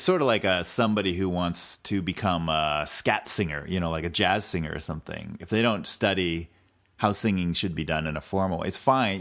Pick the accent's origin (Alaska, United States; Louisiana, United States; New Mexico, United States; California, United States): California, United States; a native Californian